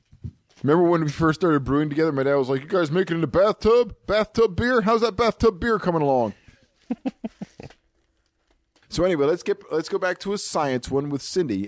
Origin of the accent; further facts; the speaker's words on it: Japan; born there; And being that I was born in Japan, I found an item on a Japanese beer.